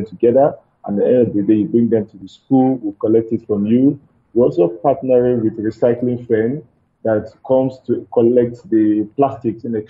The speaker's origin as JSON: {"language": "English", "region": "Lagos", "country": "Nigeria", "said": "where we are from Nigeria, especially in Lagos"}